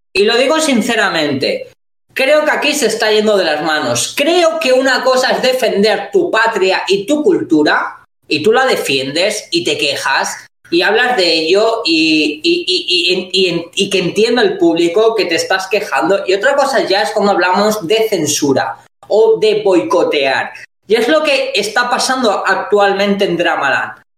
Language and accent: Spanish; Spain; nosotros como españoles